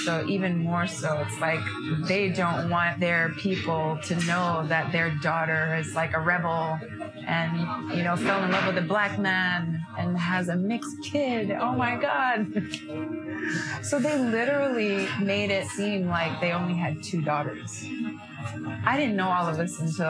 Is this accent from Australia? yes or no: no; Yokohama, Kanagawa, Japan; also born or lived in New York City; So I grew up, I'm born and raised in Japan